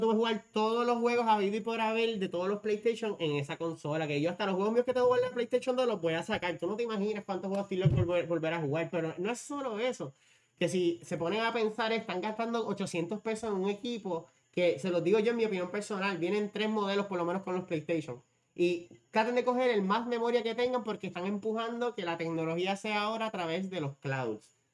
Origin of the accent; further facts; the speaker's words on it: Puerto Rico; nosotros como boricuas